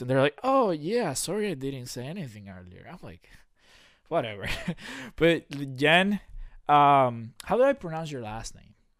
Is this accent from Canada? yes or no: no; Dominican Republic; now in Lebanon, United States; the city I grew up at in Dominican Republic